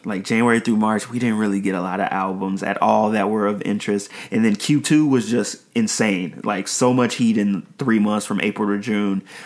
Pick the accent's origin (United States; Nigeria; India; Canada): Nigeria; me being Nigerian